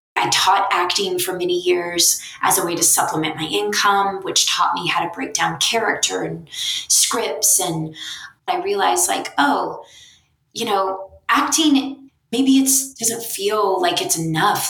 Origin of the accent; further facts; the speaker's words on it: Blackshear, Georgia, United States; moved away; I'm in Blackshear with my family